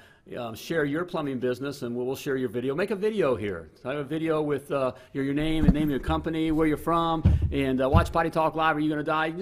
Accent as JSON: {"language": "English", "region": "Indiana", "country": "United States", "said": "I'm a Hoosier."}